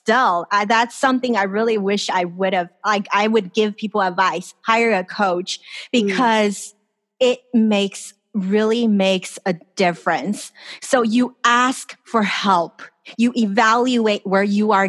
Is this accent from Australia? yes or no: no; Los Angeles, California, United States; moved away as an adult; now in Taiwan; I grew up in California. I grew up in Los Angeles, and my parents are there.